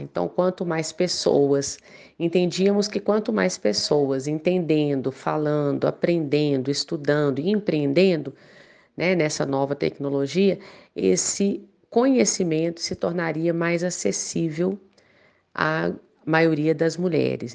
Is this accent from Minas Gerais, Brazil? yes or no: yes; Belo Horizonte, Minas Gerais, Brazil; eu sou daqui de Belo Horizonte, Minas Gerais